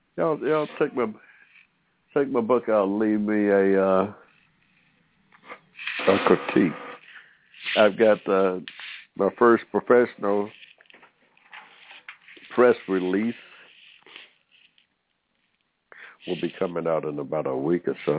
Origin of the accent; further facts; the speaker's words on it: Georgia, United States; I was born in Georgia here in 1945